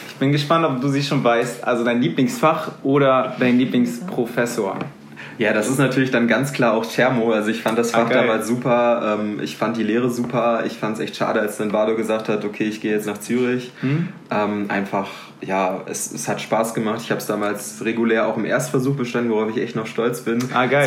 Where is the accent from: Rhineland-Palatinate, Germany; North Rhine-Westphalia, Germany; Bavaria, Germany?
North Rhine-Westphalia, Germany; Ruhr area; moved away as an adult; now in Aachen, Germany; Ich komme aus Mal, das ist im Ruhrgebiet